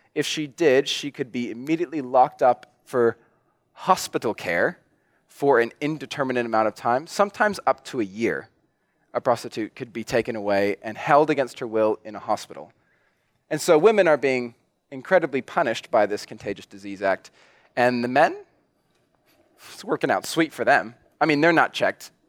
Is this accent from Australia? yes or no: no; New Zealand; I'm a Kiwi